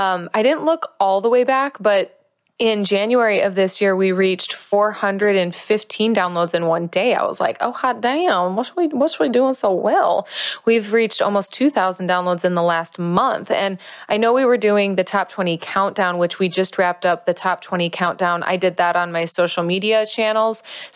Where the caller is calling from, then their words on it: La Fortuna, Alajuela, Costa Rica; I am calling in from Costa Rica. I am specifically calling in from La Fortuna, Costa Rica. I am practicing Spanish.